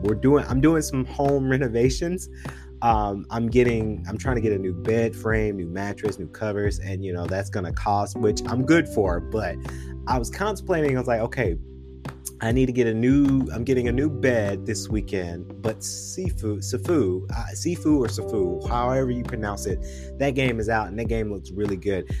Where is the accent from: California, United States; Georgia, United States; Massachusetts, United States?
Georgia, United States; Macon; now in Atlanta, United States; Now we are living in Atlanta, and you guys know I'm originally from uh, Macon, Georgia